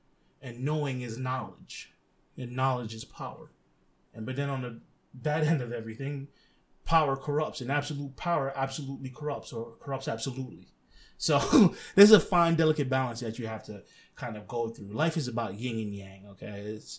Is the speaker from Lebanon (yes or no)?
yes; Lebanon; I've watched a lot of my friends that I grew up with in Lebanon become radicalized.